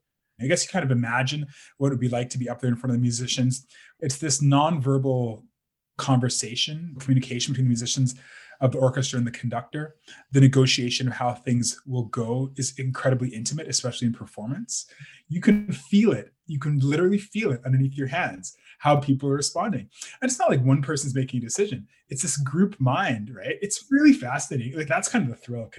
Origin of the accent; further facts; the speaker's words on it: Calgary, Alberta, Canada; I'm from Calgary